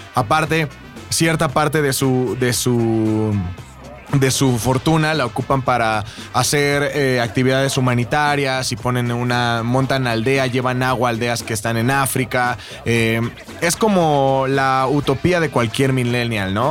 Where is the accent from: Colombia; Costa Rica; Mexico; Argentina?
Mexico